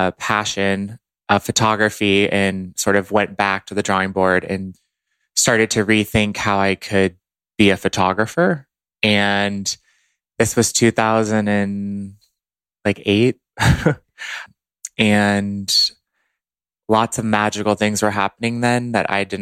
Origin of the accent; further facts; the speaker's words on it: Dallas, Texas, United States; moved away as an adult; also born or lived in Boston, Massachusetts; now in Los Angeles, United States; I grew up in Dallas, Texas